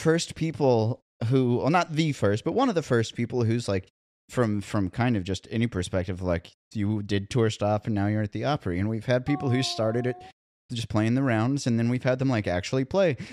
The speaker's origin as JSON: {"language": "English", "town": "Columbia", "region": "Missouri", "country": "United States", "tie": "born or raised there", "moved": "yes", "lives_now": "Nashville, United States", "said": "my hometown in Columbia, Missouri"}